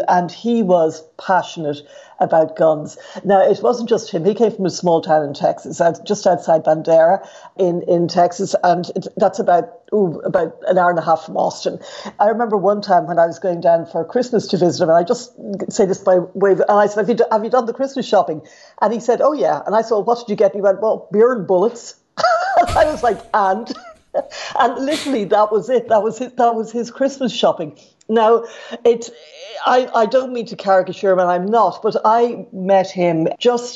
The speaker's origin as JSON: {"language": "English", "country": "Ireland", "moved": "as an adult", "lives_now": "United States", "said": "as Irish people and as Europeans"}